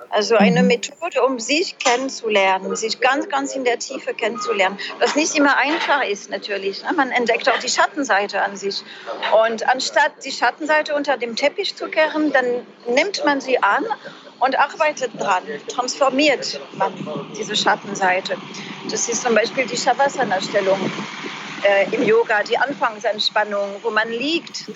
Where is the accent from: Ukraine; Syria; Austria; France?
France; German is a second language; moved away as an adult; also born or lived in Trier, Germany; now in Germany; Ich bin ja Französin